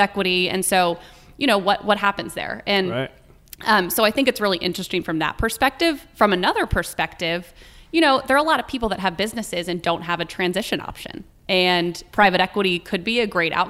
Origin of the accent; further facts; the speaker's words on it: Midwest, United States; growing up in the Midwest, I was an only child